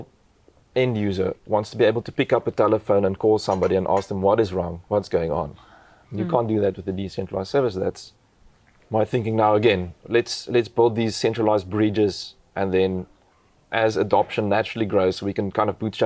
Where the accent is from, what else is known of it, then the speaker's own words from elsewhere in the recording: South Africa; English is a second language; my first language isn't English